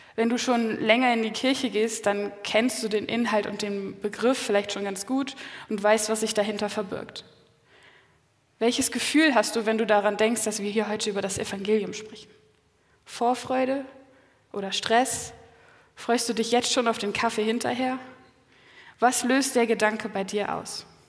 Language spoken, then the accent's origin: German; Quickborn, Schleswig-Holstein, Germany; meine Familie, wir kommen aus Quickborn, das ist in der Nähe von Hamburg, also nördlich von Hamburg